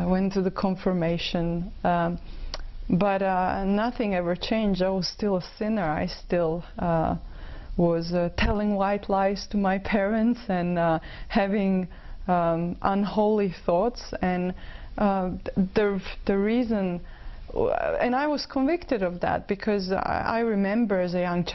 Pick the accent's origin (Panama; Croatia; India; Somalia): Croatia; now in Vancouver, Canada; I was born in Croatia, which is a beautiful country, and it is, I'd say, 99% Catholic. We are traditional Catholics